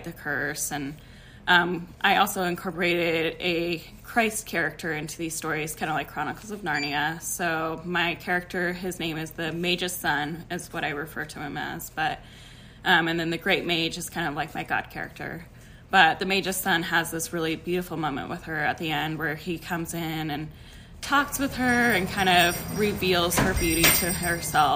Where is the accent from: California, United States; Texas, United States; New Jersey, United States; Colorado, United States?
Colorado, United States; Denver; I am from Denver, Colorado